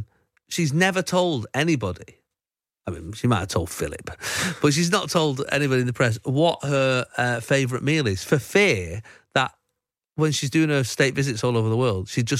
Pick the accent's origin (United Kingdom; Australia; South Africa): United Kingdom; I mean, I know we're British, but she is just famous all over the world.